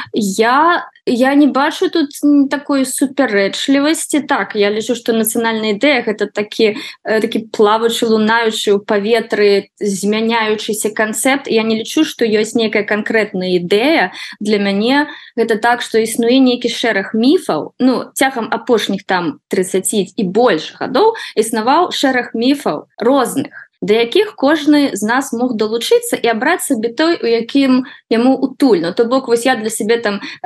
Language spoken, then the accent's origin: Belarusian; Belarus; accent: Belarusian; moved away as an adult; now in New York, United States; мой акцэнт гэта беларускі акцэнт